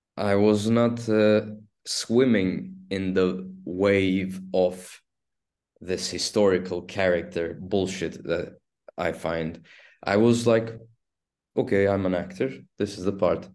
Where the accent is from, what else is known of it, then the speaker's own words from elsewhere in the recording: Istanbul, Turkey; first language Turkish; English is a second language; I was born in Istanbul and I'm raised in Istanbul and I've spent twenty-nine years in Istanbul